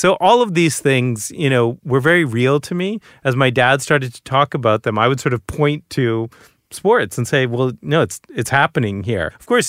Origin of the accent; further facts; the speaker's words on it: Boston, Massachusetts, United States; So I'm first generation American. You know, I'm the first person in my family to be born outside of India. And I grew up in Boston.